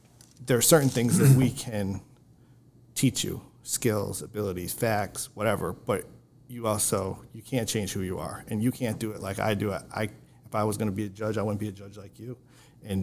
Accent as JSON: {"language": "English", "area": "Wayne County", "region": "New York", "country": "United States", "tie": "born or raised there", "said": "I grew up in Wayne County"}